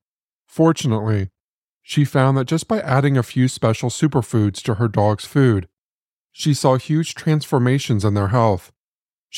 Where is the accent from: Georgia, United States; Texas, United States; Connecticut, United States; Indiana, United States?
Indiana, United States; Marion; my hometown of Marion, Indiana